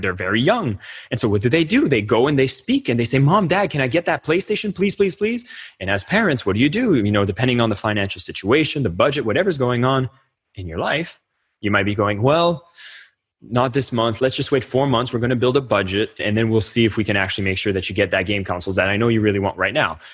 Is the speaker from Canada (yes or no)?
yes; Canada; As a Canadian